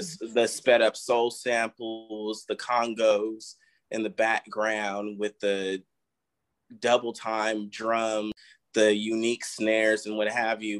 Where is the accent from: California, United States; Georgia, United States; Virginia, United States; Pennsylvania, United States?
California, United States; Vallejo; moved away; I'm from the Bay